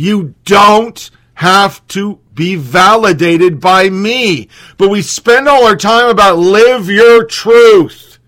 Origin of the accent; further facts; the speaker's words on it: Oregon, United States; born and raised in Oregon